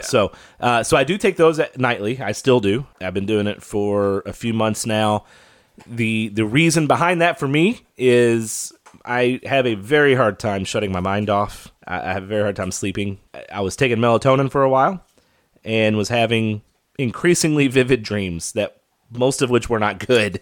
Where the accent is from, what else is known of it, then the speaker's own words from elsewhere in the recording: Kentucky, United States; moved away; My home state of Kentucky